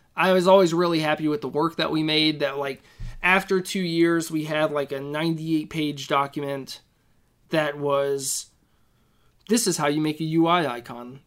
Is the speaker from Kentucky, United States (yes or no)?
yes; Elizabethtown, Kentucky, United States; moved away as an adult; now in Minneapolis, United States; Elizabethtown, Kentucky. So, it's, like, central Kentucky